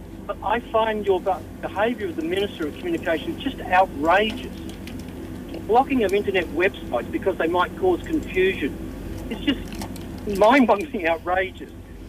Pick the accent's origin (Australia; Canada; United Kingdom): Australia; now in Malaysia; I'm from Australia